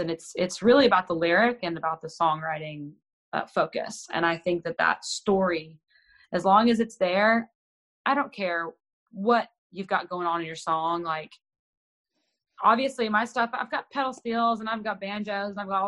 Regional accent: Texas, United States; I'm born and raised in Texas

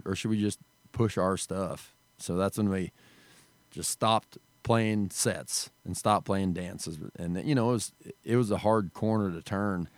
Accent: Wyoming, United States; we grew up in Wyoming. There's no music scene

